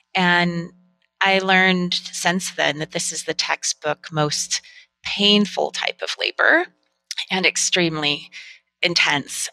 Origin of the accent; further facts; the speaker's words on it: Northern California, United States; I grew up in Northern California